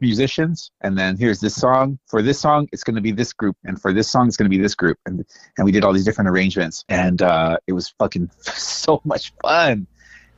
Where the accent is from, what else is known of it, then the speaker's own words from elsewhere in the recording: Salinas, California, United States; also born or lived in Los Angeles; I was born in Salinas.